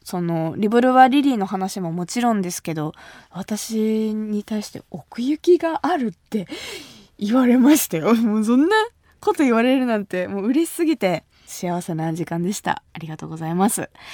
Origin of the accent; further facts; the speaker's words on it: Kumamoto, Japan; 私が生まれ育った熊本